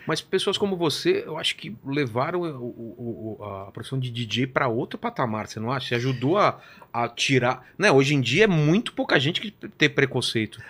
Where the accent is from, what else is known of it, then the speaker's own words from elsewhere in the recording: São Bernardo do Campo, São Paulo, Brazil; eu sou de São Bernardo